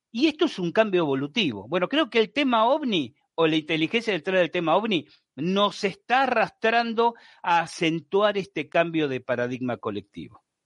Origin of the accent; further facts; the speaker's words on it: Buenos Aires, Argentina; Yo soy porteño, nací en Buenos Aires, obviamente se esa edad vivía en Buenos Aires